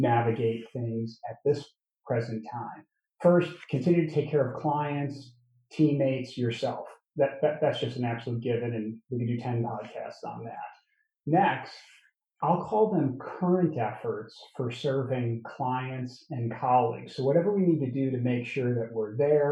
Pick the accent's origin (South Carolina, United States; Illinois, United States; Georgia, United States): Illinois, United States; Chicago; I'm from Chicago